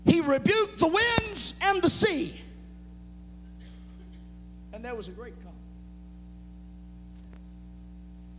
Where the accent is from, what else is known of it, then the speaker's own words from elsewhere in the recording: the South, United States; I'm from the South